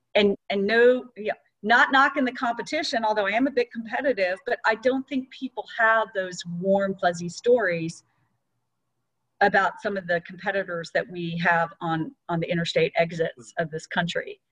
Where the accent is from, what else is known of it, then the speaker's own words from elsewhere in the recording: Atlanta, Georgia, United States; which is in my hometown